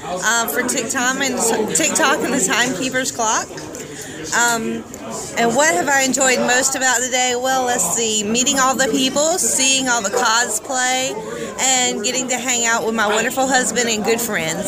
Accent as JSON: {"language": "English", "region": "South Carolina", "country": "United States", "said": "I am originally from Oler, South Carolina."}